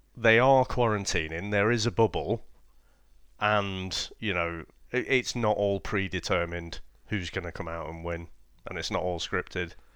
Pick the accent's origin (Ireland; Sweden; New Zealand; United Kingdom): United Kingdom; being British